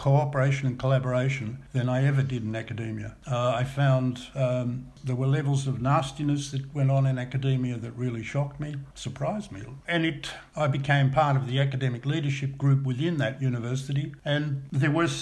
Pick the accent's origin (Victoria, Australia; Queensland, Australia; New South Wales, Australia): Victoria, Australia; Melbourne; I was born in Brighton in Melbourne, and the family made a decision, I was the oldest of six, but by then there were six, to move from metropolitan Melbourne to the country. And they did that in 1949 to a small farm